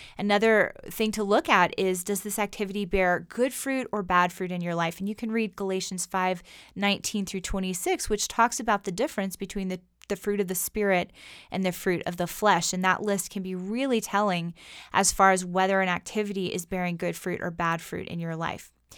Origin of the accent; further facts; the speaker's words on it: United States; us, as modern American Christians